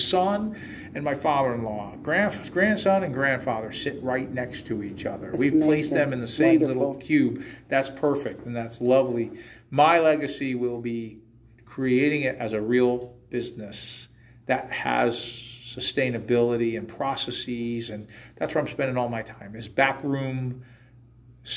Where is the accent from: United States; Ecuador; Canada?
United States; Waterbury, Connecticut; also born or lived in Southington; I was born and raised in Waterbury